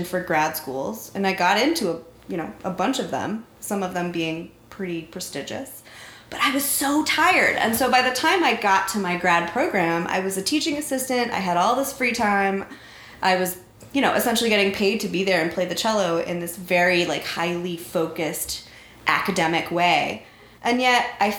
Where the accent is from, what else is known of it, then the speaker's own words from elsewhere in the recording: North Central Florida, United States; in North Central Florida in the early 90s, you would find a really cute little girl